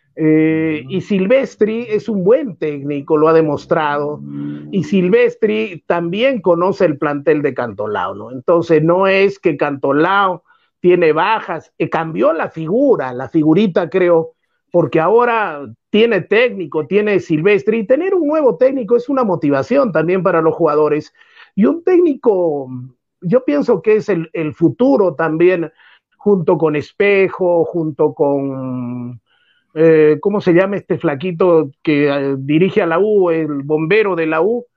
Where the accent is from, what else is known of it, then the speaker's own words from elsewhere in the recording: Socabaya, Arequipa, Peru; also born or lived in Mollendo; también soy de Socabaya